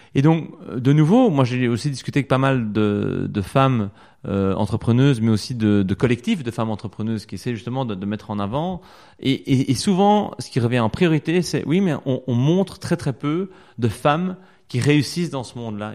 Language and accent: French; Belgium; ancré chez nous en Wallonie et à Bruxelles